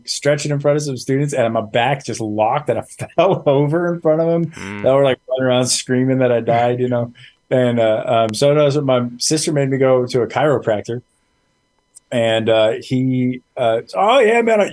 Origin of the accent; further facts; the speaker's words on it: Imperial Valley, California, United States; So I'm from the Imperial Valley, which is this little tiny corner of California that's right on the border of Mexico